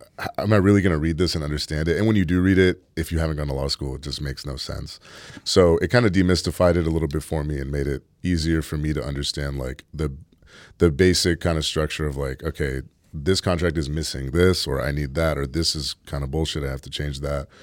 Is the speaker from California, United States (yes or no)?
yes; San Francisco, California, United States; No, I'm from San Francisco.